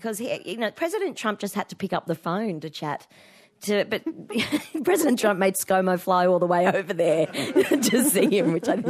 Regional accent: Sydney, New South Wales, Australia; I grew up out in the Western suburbs. All right. I'm a greater Western Sydney girl myself

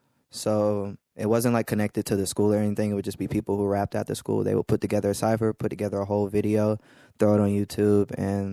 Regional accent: Atlanta, Georgia, United States; also born or lived in Baltimore, Maryland; I was born in Baltimore, Maryland, but I've been in Atlanta since I was 4 years old.

